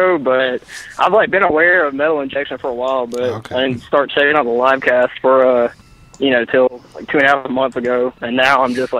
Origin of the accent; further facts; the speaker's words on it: Alabama, United States; I'm from Alabama.